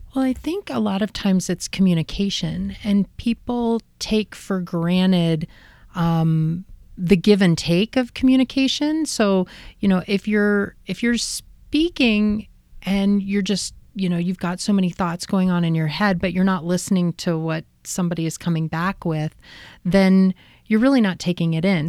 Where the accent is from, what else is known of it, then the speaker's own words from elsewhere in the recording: Midlothian, Virginia, United States; moved away; also born or lived in Encinitas, California; I grew up in a, um, town outside of Richmond, Virginia called Midlothian.